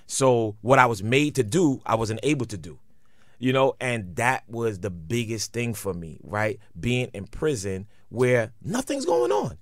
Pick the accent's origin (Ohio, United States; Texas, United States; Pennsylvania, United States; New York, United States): New York, United States; New York City; I'm from Brooklyn